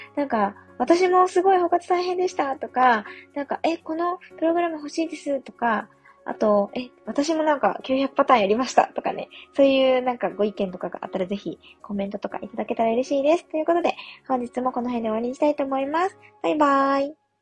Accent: Yamagata, Japan; moved away; 私、地元が山形なんですけれども

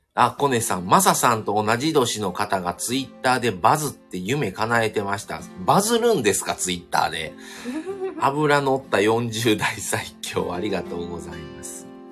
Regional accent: Kobe, Hyogo, Japan; accent: Kansai; also born or lived in Shiga; 今、神戸に住んでるんですね。それ神戸で育ったんですけど、僕、生まれが、あの、琵琶湖がある滋賀県

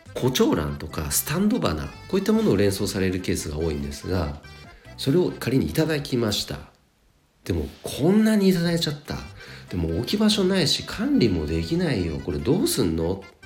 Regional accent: Nagano, Japan; 地元長野県の花屋さんで約7年お仕事させていただきました

